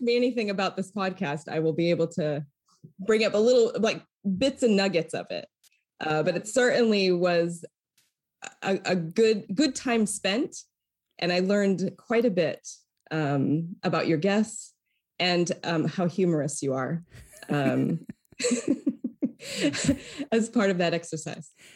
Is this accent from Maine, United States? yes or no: yes; Lewiston, Maine, United States; now in San Francisco, United States; I hail from the state of Maine and that I was born and raised in what we call South Central Maine